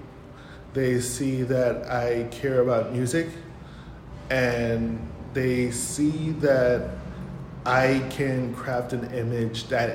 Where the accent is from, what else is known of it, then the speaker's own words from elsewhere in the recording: Hyattsville, Maryland, United States; now in Tulsa, United States; I'm not from Tulsa originally. Grew up in Hyattsville, Maryland, and it's right outside DC.